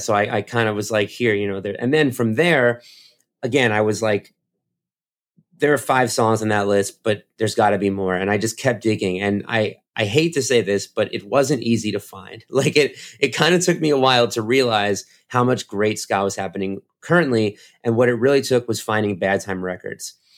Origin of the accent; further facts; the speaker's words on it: United States; I'm American